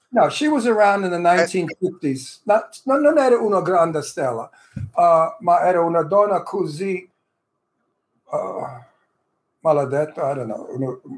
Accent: United States; I was born in America, but I'm 100% Italian

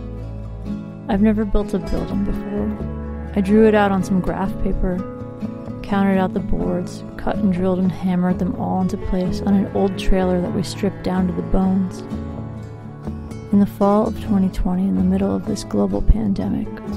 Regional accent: the Northwest, Pacific Northwest, United States; also born or lived in Seattle; I'm an artist from the Northwest.

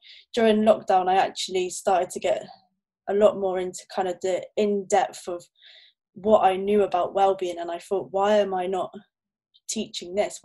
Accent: Torquay, South West England, United Kingdom; now in Plymouth, United Kingdom; I'm originally from Torquay in Devon

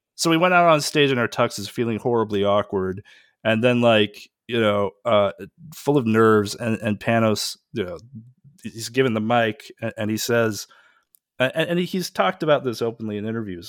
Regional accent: Pacific Northwest, United States; I grew up in the Pacific Northwest

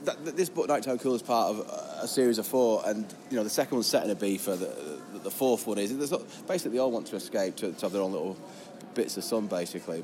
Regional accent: Lancaster, North West England, United Kingdom; accent: Lancaster; also born or lived in Camberwell, London; I was born in London, Camberwell. But my accent's Lancaster, which is obviously about an hour north of here. Uh, but I lived in London best part of 20 years.

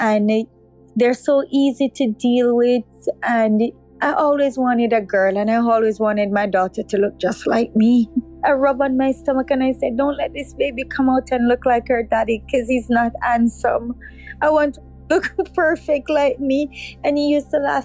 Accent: Old Harbour, Saint Catherine, Jamaica; I grew up in Jamaica, Old Harbor

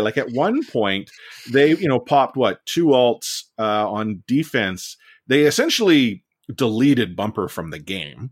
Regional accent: Vancouver, British Columbia, Canada; I'm born and raised in Vancouver.

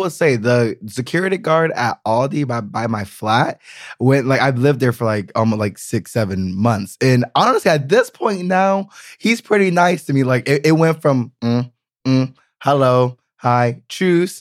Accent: United States; now in Berlin, Germany; I'm very American

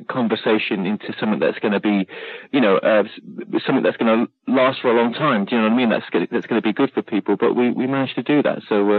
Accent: United Kingdom; accent: British; I'm like, oh, my God, am I? I've lost my British accent.

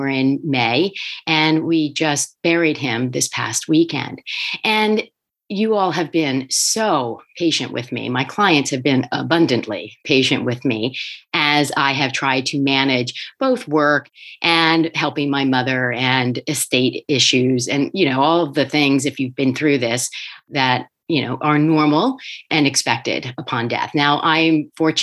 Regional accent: Wilmington, Delaware, United States; I grew up in Wilmington, Delaware

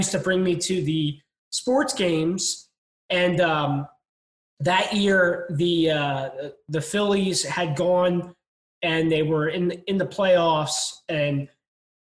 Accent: Delaware County, outside Philadelphia, Pennsylvania, United States; now in St. Petersburg, United States; I was born and raised just outside of Philadelphia, in an area called Delaware County

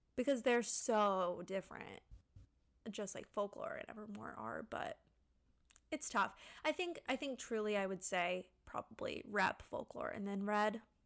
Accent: Pensacola, Florida, United States; moved away as an adult; now in Orlando, United States; I grew up in Pensacola with Cressy

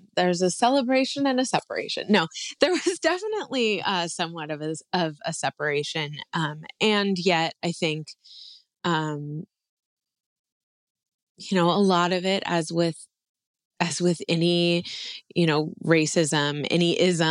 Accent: Hawaii, United States; also born or lived in California; Where I grew up was a more Mediterranean climate

